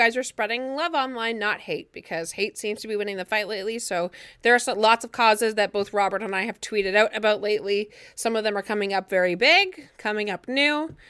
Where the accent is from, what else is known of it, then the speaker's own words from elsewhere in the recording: Ireland; Listen, I'm Irish. Like, you know, okay, Irish, proudly Irish